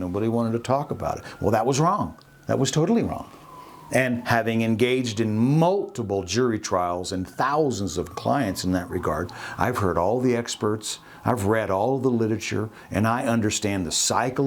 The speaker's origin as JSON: {"language": "English", "town": "Austin", "region": "Texas", "country": "United States", "tie": "born or raised there", "also_born_or_lived": "Alaska", "moved": "yes", "said": "I was born in Austin, Texas. I kind of grew up in Austin before I moved to Alaska"}